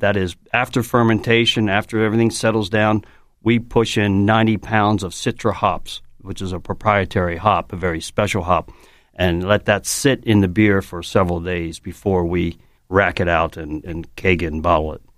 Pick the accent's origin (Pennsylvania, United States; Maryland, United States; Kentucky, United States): Maryland, United States; Baltimore; I'm from Baltimore.